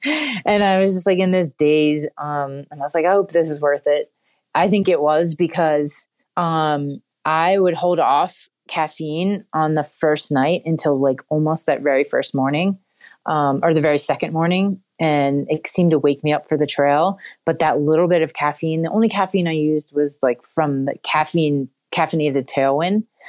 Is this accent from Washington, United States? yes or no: no; West Chester, Pennsylvania, United States; also born or lived in Philadelphia; I'm from Westchester, Pennsylvania